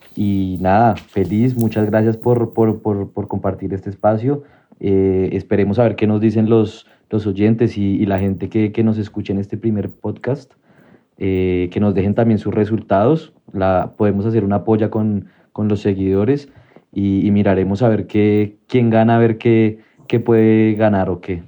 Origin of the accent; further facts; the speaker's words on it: Colombia; como colombiano